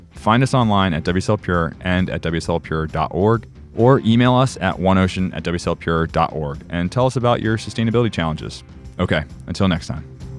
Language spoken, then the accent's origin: English; Cape Cod, Massachusetts, United States; growing up on Cape Cod with se-, osprey nests in the salt marshes